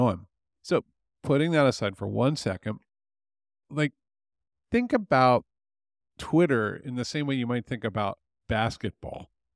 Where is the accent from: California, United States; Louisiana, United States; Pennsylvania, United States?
Pennsylvania, United States; near Philadelphia; moved away; I grew up near Philadelphia